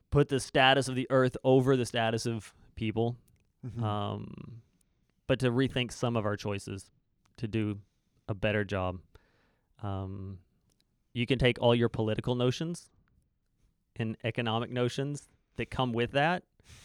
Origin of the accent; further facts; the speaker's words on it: United States; now in Canada; People come to me wanting to talk American politics because I'm an American living in Canada.